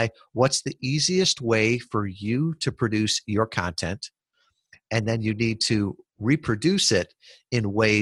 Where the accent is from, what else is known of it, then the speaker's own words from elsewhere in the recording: Kalamazoo, Michigan, United States; I was from Kalamazoo, Michigan.